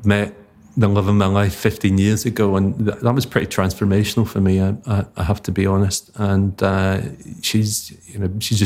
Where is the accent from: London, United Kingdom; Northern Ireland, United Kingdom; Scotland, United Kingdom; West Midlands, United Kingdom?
Scotland, United Kingdom; Paisley; moved away; also born or lived in Harrogate; St Mirren, my hometown team